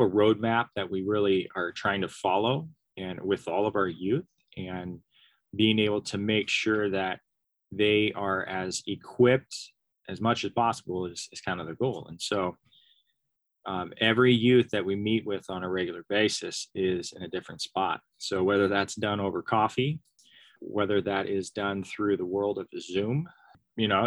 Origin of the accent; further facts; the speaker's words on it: Sams Valley, Oregon, United States; I grew up in Sam's Valley, Oregon